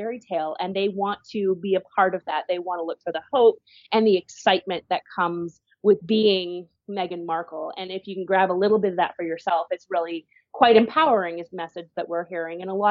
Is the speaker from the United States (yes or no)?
no; Canada; we're a Commonwealth country here in Canada